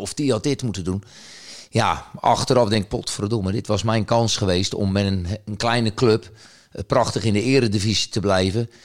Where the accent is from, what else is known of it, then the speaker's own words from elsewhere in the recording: the West, Netherlands; moved away as an adult; also born or lived in Rotterdam area; now in Groningen, Netherlands; ik kom wel uit het Westen